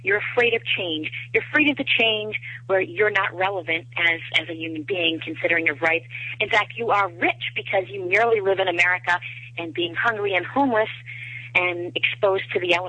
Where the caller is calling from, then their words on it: Attleboro, Massachusetts, United States; I'm calling from Attleboro, Massachusetts.